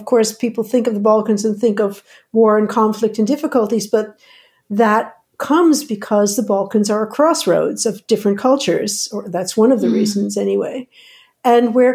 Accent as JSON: {"language": "English", "region": "outside of New York", "country": "United States", "tie": "born or raised there", "moved": "as an adult", "lives_now": "Netherlands", "said": "I grew up outside of New York"}